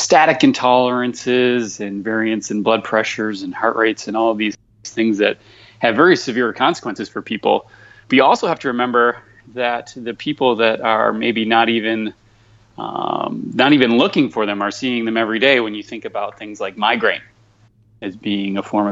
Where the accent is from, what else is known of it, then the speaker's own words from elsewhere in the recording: Michigan, United States; moved away; I'm just a simple Midwestern kid, born and raised in Michigan